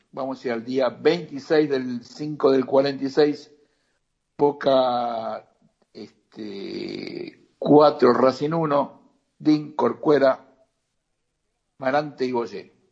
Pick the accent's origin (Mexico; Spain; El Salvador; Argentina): Argentina; estamos en la Argentina y somos argentinos.